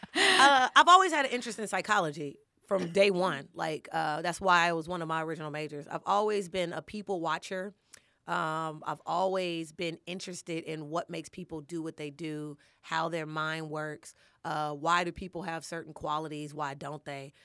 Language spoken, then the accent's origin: English; Chicago, Illinois, United States; moved away as an adult; also born or lived in Champaign-Urbana, Illinois / Los Angeles, California; I'm born and raised in Chicago, but I lived in Champaign, Urbana for some years